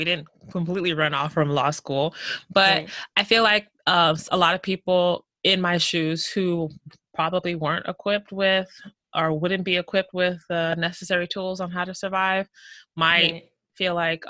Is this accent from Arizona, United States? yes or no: no; Houston, Texas, United States; moved away as an adult; now in Seattle, United States; I was born and raised in the greatest city in this country, which is Houston, Texas